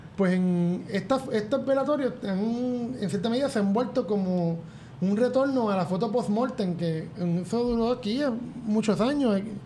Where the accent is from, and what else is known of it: Puerto Rico